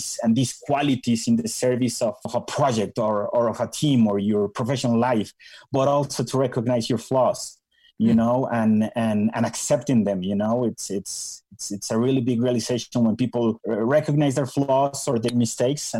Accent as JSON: {"language": "English", "town": "Bogota", "region": "Bogotá", "country": "Colombia", "tie": "born or raised there", "also_born_or_lived": "Minnesota, United States", "moved": "as an adult", "said": "I was born and raised in Bogota, Colombia"}